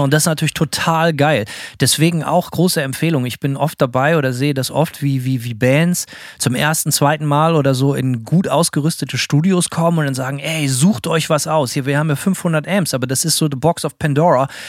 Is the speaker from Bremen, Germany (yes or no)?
yes; Bremen, Germany; für mich als Bremer